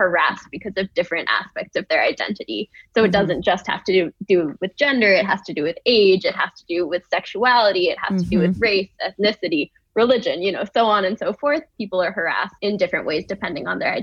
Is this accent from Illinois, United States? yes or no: no; New York, United States; I grew up in New York